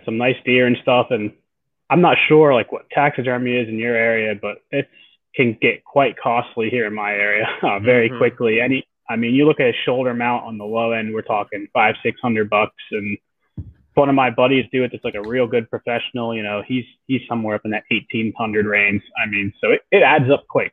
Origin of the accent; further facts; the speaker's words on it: Central Pennsylvania, United States; I grew up in Central PA